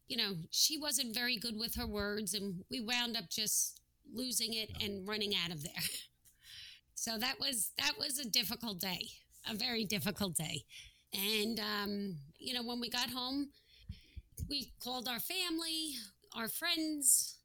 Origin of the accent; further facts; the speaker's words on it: New Jersey, United States; We're from New Jersey